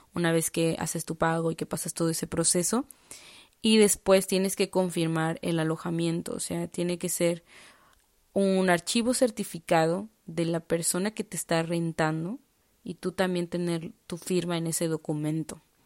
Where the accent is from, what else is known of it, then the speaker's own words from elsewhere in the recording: Mexico; moved away as an adult; now in Prague, Czech Republic; como mexicana